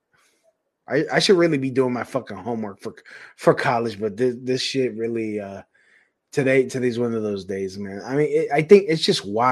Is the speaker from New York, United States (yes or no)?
yes; New York City, New York, United States; I'm from Brooklyn